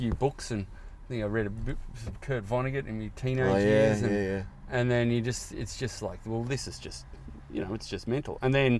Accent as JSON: {"language": "English", "country": "Australia", "said": "I'm from Australia."}